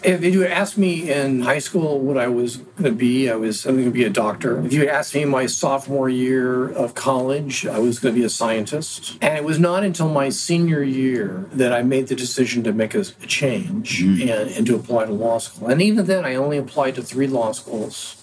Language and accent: English; Oregon, United States; moved away as an adult; also born or lived in Arizona; my home state of Oregon